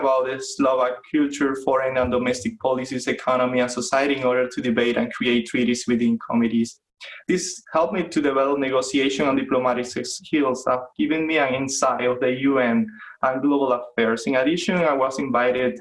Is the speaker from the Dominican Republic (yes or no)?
no; Las Tunas, Cuba; English is a second language; moved away as an adult; also born or lived in Havana, Cuba; now in Rhode Island, United States; I lived for 20 years in my hometown called Las Tunas. It's in the east of the country, around 500 miles from Havana. I grew there with my family.